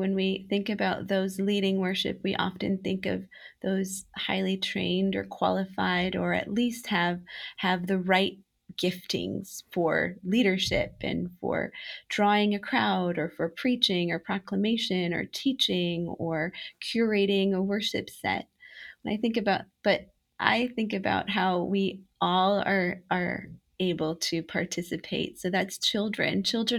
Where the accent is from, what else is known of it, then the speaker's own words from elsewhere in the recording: Romania; I was a little girl growing up in Romania as a missionary kid